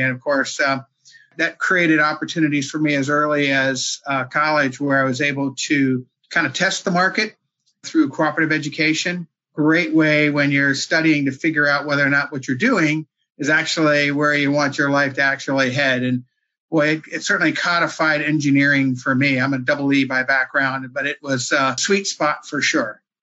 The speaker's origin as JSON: {"language": "English", "region": "East Coast", "country": "United States", "tie": "born or raised there", "also_born_or_lived": "Maryland", "said": "Born and raised here on the East Coast."}